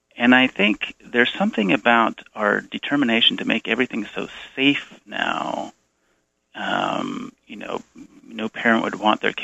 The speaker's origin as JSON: {"language": "English", "area": "Bay Area", "region": "California", "country": "United States", "tie": "born or raised there", "moved": "as an adult", "said": "I grew up in the Bay Area"}